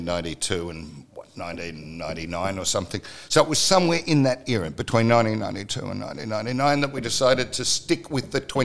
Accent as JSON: {"language": "English", "country": "Australia", "said": "Saturday, we celebrate being Australian. Sunday, we come home. Now, that happens all over the country, and there's no tie back to any ancestral thing, any historical thing, anything other than being Australian."}